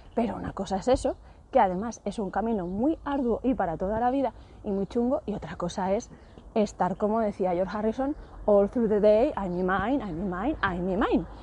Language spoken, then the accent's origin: Spanish; Spain; lo que somos todos los españoles